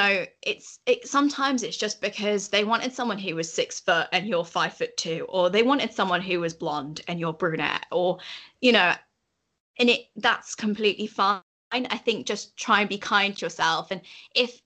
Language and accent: English; Yorkshire and the Humber, United Kingdom; accent: Yorkshire; my Yorkshire accent's authentic